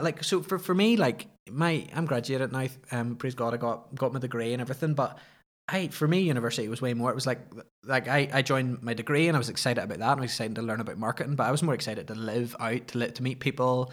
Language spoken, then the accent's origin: English; Ballymoney, Northern Ireland, United Kingdom; also born or lived in Belfast; where I grew up in Ballymoney, it was just outside of Ballymoney